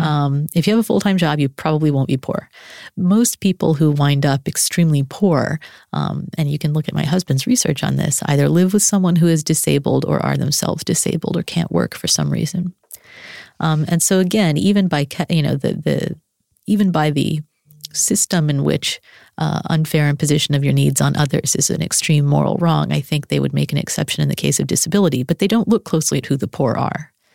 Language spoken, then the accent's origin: English; Arlington, Texas, United States; moved away as an adult; Born and raised in Arlington, Texas.